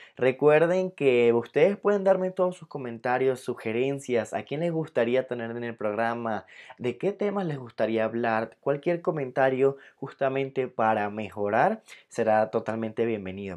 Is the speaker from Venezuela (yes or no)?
yes; Venezuela; now in Mexico City, Mexico; soy de Venezuela pero actualmente vivo en la Ciudad de México